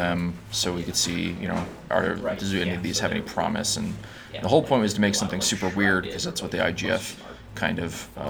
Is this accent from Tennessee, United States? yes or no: no; Sterling Heights, Michigan, United States; moved away as an adult; also born or lived in Chicago; I grew up in like Metro Detroit, Michigan, and it's a, if you want to get like technical, it's like Macomb, Sterling Heights area